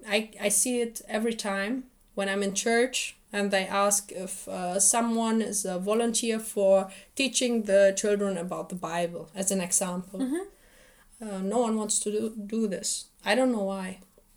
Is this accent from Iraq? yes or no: yes; Iraq; moved away; Because when I was younger, I couldn't speak German. We came here as refugees. And they asked me, where are you from? And I told them, from Iraq.